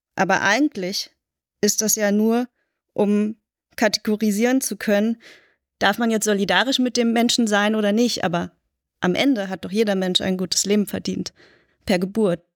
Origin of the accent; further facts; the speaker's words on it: Berlin, Germany; Ich bin in West-Berlin aufgewachsen